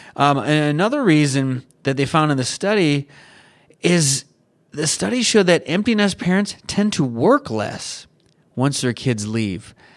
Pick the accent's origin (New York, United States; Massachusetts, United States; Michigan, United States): Michigan, United States; now in California, United States; I grew up in Michigan